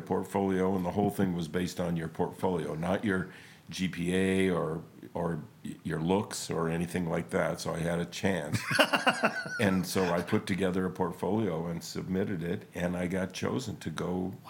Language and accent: English; Spokane, Washington, United States; East side, kind of by, Second and Freya.